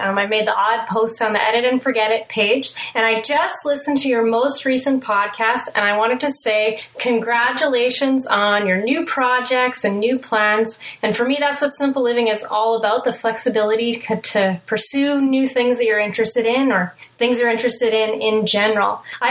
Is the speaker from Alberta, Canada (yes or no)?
no; Manitoba, Canada; Also, like I said, I'm from Manitoba, Canada.